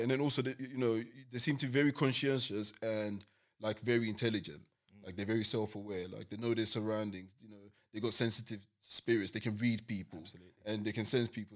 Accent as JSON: {"language": "English", "region": "London", "country": "United Kingdom", "tie": "born or raised there", "said": "I grew up in East London."}